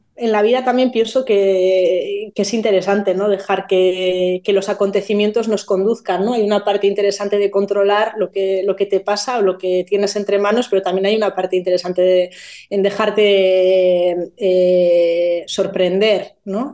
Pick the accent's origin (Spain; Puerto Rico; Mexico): Spain; Basque Country; soy vasca